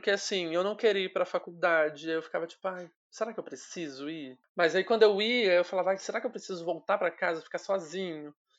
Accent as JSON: {"language": "Portuguese", "town": "Volta Redonda", "region": "Rio de Janeiro", "country": "Brazil", "moved": "as an adult", "lives_now": "São Paulo, Brazil", "said": "eu sou de Volta Redonda, no interior do, do Rio. Só que atualmente eu tô morando em São Paulo"}